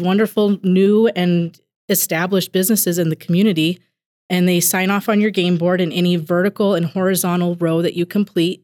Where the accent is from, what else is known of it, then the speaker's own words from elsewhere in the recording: Billings, Montana, United States; also born or lived in Sims, Montana; I was born in Billings, and I actually, growing up, split my time between Billings, Montana, and Sims, Montana